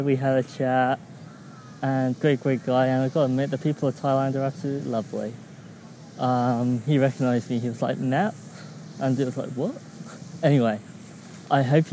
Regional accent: Christchurch, South West England, United Kingdom; I grew up in Dorset, which is a small county in England, approximately 2 hours southwest of London.

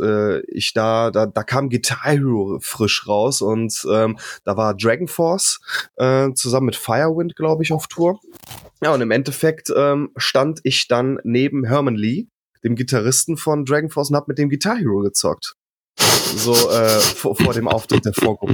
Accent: Rhineland, Germany; ich komme ja aus dem Rheinland

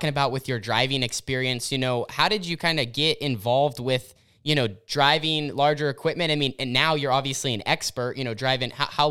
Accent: Oregon, United States; So growing up in Southern Oregon and, you know, through the family business, developing your own business

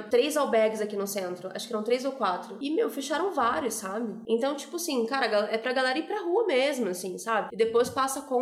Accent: Rio de Janeiro, Brazil; Também vim do Rio de Janeiro, e no Rio, apesar de ser de ter isso, né, espaços mais valorizados e outros não, cara, existe uma mistura muito grande

